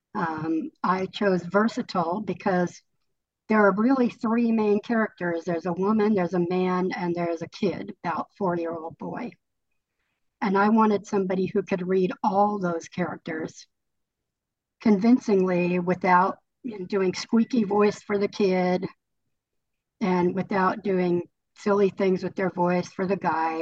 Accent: California, United States; moved away as an adult; also born or lived in Colorado; I was living in Colorado, but I grew up in California and I'm living back in California now.

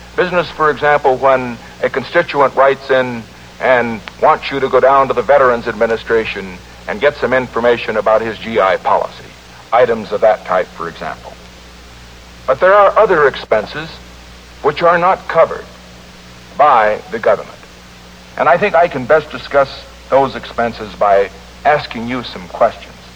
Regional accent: California, United States; my home state of California

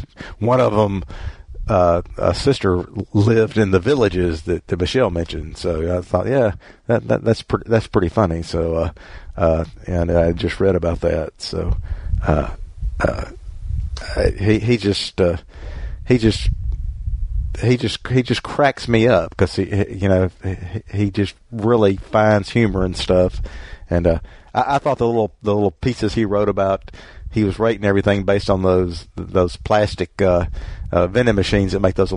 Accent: Mississippi, United States; I grew up in Mississippi

